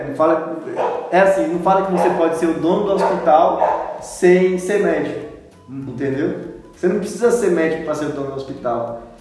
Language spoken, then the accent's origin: Portuguese; Ibotirama, Bahia, Brazil; now in Luís Eduardo Magalhães, Brazil; sou de Botirama